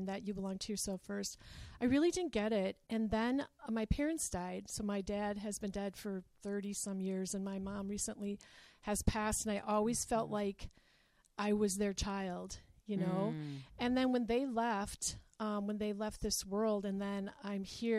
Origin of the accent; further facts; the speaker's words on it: Escanaba, Michigan, United States; moved away as an adult; also born or lived in Minneapolis, Minnesota; now in Green Bay, United States; I'm from the Upper Peninsula of Michigan, so I am a Youper